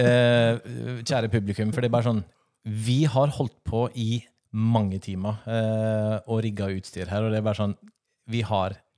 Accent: Sunnmøre, Møre og Romsdal, Norway; accent: Sunnmøre dialect; Som vi sier på Sunnmøre. Oss sier på Sunnmøre

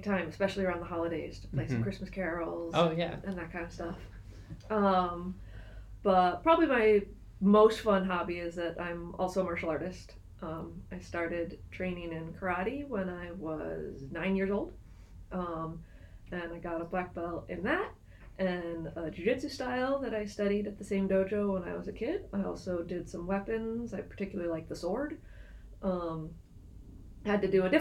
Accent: New Hampshire, United States; moved away as an adult; now in Nebraska, United States; I grew up in New Hampshire, and so lived there for, wasn't born there, but moved there when

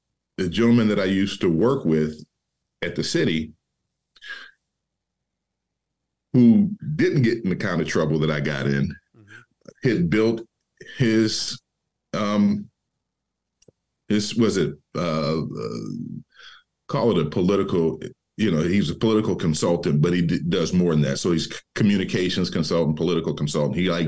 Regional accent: Detroit, Michigan, United States; being born and raised in Detroit

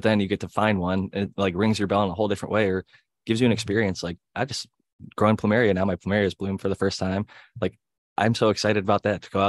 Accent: Cleveland, Ohio, United States; Ohio boy growing up in Cleveland

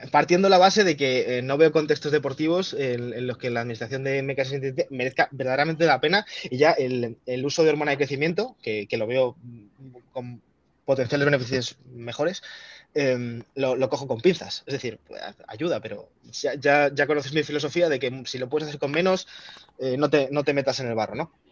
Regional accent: Spain; yo como farmacéutico español

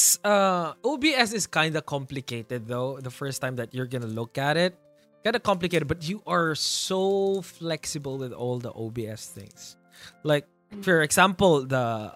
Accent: Ilocos Region, Philippines; I'm from Ilocos, the farthest from the north

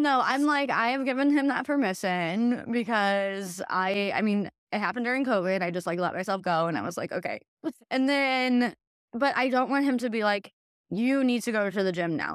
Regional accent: Hillsboro, Midwest, United States; moved away; also born or lived in the Twin Cities; growing up in Hillsboro

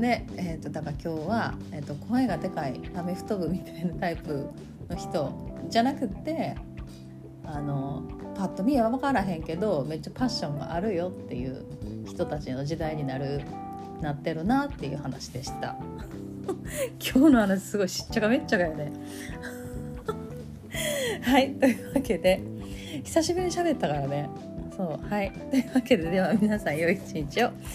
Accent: Kansai, Japan; accent: Kansai-ben

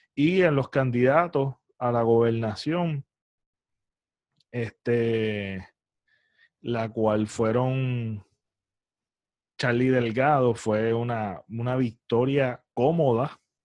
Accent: Puerto Rico; como puertorriqueños

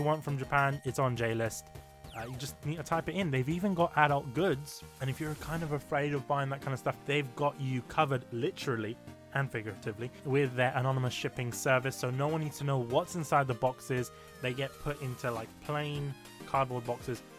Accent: United Kingdom; I'm British and I was born here and I still can't speak English.

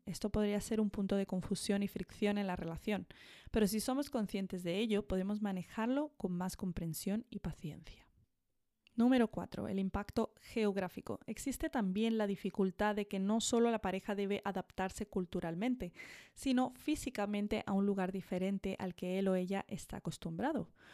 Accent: Andalusia, Spain; accent: Andalusian; now in Madrid, Spain; cuando yo vuelvo a Andalucía, hablo andaluz y tengo maneras muy andaluzas

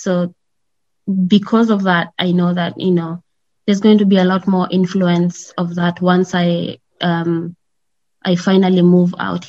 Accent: Kenya; moved away as an adult; also born or lived in Tanzania; now in California, United States; I am born and raised in Kenya, proudly African

